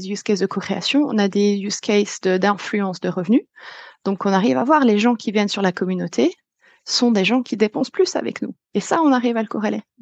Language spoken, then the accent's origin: French; France; moved away; ça fait dix ans que j'ai quitté la France